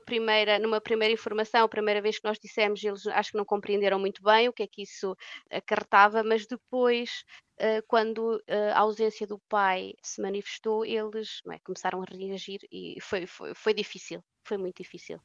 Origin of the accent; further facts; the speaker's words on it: Portugal; moved away as an adult; now in Aarhus, Denmark; eu nasci em Portugal